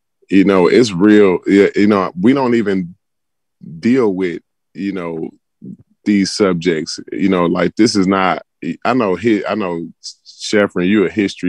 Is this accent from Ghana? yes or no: yes; Ghana; now in United States; I'm from Ghana. Ghana is my home. That's my home country.